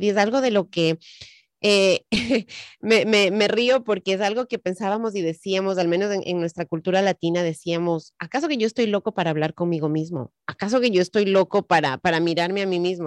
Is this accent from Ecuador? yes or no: yes; Ecuador; moved away; En el Ecuador de donde yo soy